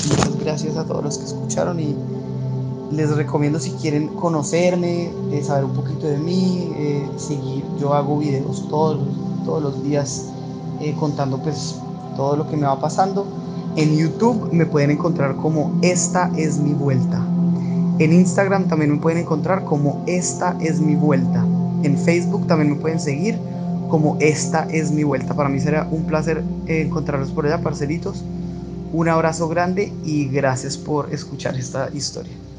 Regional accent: Bogotá, Colombia; moved away as an adult; en mi ciudad natal Bogotá

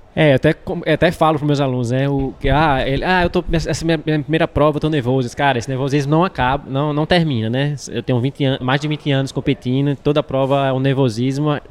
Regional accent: Natal, Rio Grande do Norte, Brazil; sou de Natal, Natal é uma região muito quente.

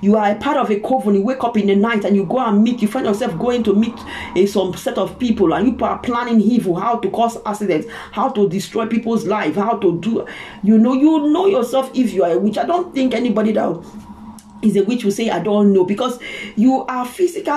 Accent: Ozoro, Delta, Nigeria; I'm a Nigerian, I come from Delta State, Isoko from Ozoro town

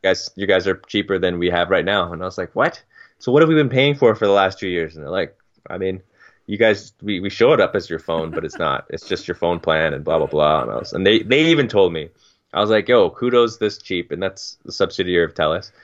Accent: Turks & Caicos Islands; moved away; when I was growing up in Turks

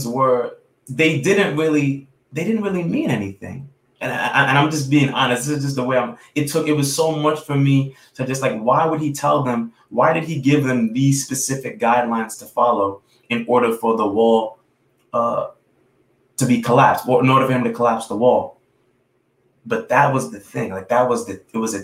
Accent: New York City, New York, United States; I'm a kid from New York City. I'm from Brooklyn.

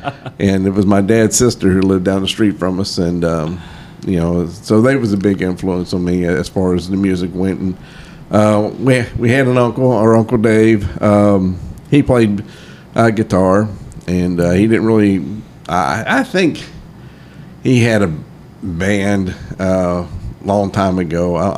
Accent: New Baltimore, Ohio, United States; moved away as an adult; now in Nashville, United States; I grew up in the Cincinnati area, a little town of New Baltimore, Ohio, which is right on the banks of the Great Miami River. And I went to school at Harrison High School in Harrison, Ohio. That's where I graduated from

